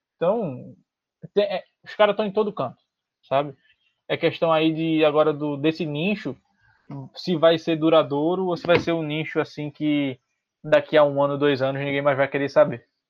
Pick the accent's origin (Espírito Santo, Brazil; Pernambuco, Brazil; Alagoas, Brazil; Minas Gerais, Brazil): Pernambuco, Brazil; Recife; eu sou de Pernambuco, sou de Recife